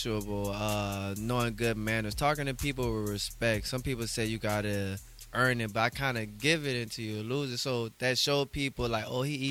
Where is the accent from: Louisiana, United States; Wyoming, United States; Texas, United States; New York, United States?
Louisiana, United States; New Orleans; born or raised there